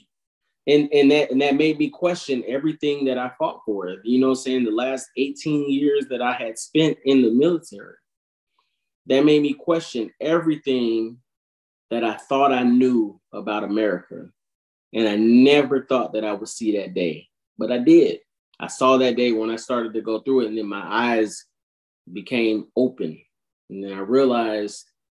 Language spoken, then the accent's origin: English; United States; we're American